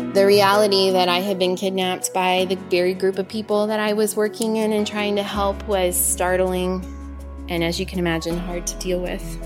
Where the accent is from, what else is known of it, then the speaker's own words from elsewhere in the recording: Portland, Oregon, United States; I was born in Portland, Oregon, to parents who were craftspeople.